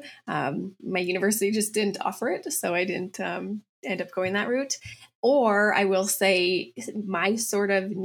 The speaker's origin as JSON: {"language": "English", "town": "Calgary", "region": "Alberta", "country": "Canada", "tie": "born or raised there", "also_born_or_lived": "Chicago, United States / Vienna, Austria", "said": "I grew up in Calgary, Alberta, Canada"}